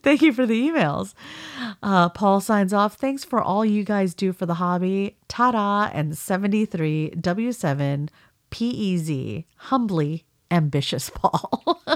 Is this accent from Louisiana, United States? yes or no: no; California, United States; accent: Californian; I'm Californian